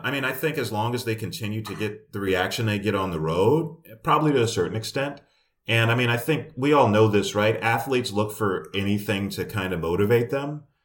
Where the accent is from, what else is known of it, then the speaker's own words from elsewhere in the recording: New York, United States; moved away; also born or lived in Kansas City; I'm from New York and this is kind of the way New Yorkers act